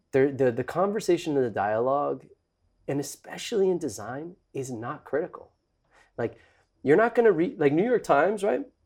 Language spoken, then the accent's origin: English; Mexico; I grew up in Mexico